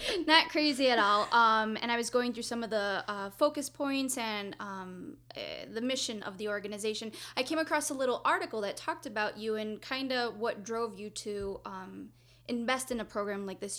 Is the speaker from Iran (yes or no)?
no; Mexico; English is a second language; moved away as an adult; now in United States; I'm from Mexico, and so I went to school there, K through 12.